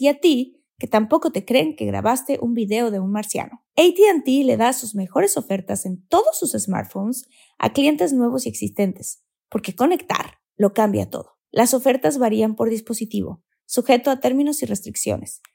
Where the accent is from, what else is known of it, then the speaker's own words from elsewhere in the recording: Mexico; yo soy de México y amo mi país